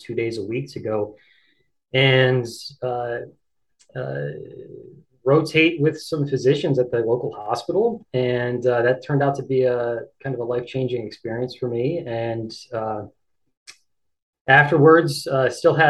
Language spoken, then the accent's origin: English; Downingtown, Pennsylvania, United States; moved away as an adult; also born or lived in Philadelphia, Pennsylvania / Rhode Island; now in Bennington, United States; I'm originally from Eastern Pennsylvania, just outside of Philadelphia, in a town called Downingtown, and I grew up there